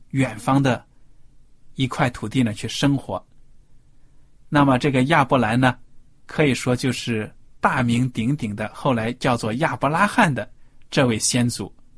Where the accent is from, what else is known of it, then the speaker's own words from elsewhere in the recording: China; 我们中国人